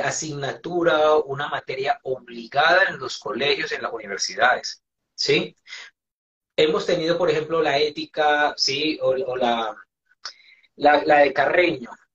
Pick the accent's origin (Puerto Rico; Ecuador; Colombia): Colombia; moved away as an adult; also born or lived in Venezuela; emigré de Colombia a Venezuela en el año 2000.